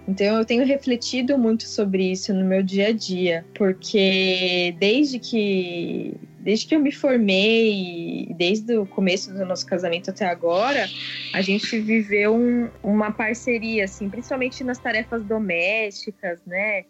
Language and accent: Portuguese; São Paulo, Brazil; A gente é aqui de São Paulo, capital